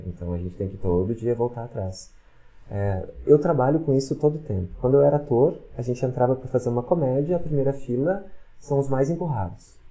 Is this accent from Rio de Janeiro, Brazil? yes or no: no; Porto Alegre, Rio Grande do Sul, Brazil; moved away as an adult; now in Caxias do Sul, Brazil; eu sou de Porto Alegre. Quando eu vim pra cá, eu não conhecia ninguém